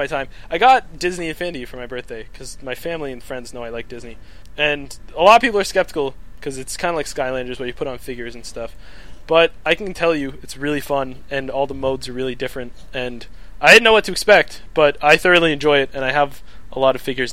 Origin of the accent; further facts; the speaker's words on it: Canada